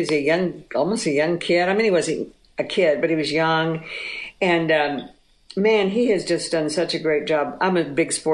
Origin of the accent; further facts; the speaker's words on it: Texas, United States; I grew up in Texas